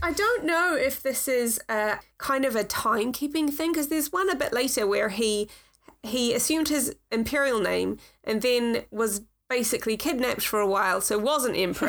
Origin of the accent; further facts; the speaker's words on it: New Zealand; I come from New Zealand